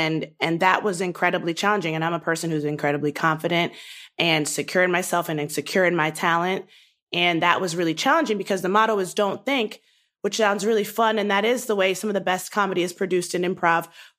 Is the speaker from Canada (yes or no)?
no; Nigeria; I'm a Black woman who is proud to be Black. I'm a Nigerian woman who is proud to be Nigerian.